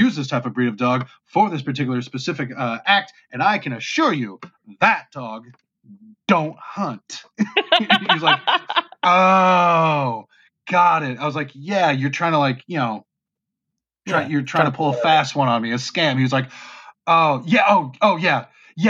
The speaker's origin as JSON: {"language": "English", "region": "North Carolina", "country": "United States", "tie": "born or raised there", "accent": "southern", "moved": "yes"}